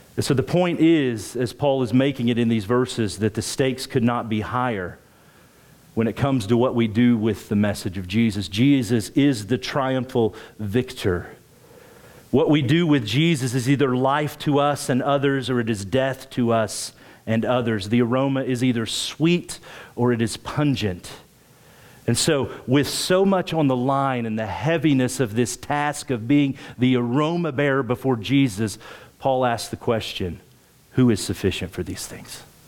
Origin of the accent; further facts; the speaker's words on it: rural Oklahoma, United States; now in Springfield, United States; I grew up in Oklahoma, rural Oklahoma